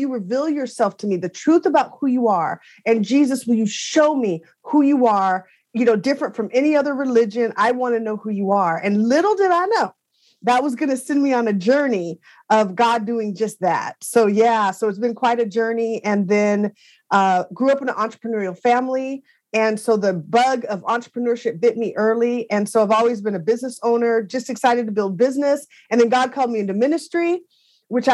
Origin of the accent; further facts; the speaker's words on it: Seattle, Washington, United States; now in Raleigh, United States; I grew up out in Seattle, Washington. I live in Raleigh, North Carolina now